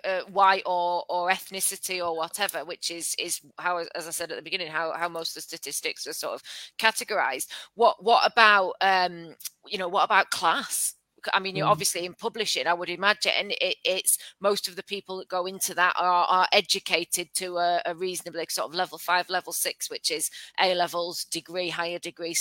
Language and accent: English; London, United Kingdom; also born or lived in Leyland; now in Bacup, United Kingdom; I was born in Hackney and brought up there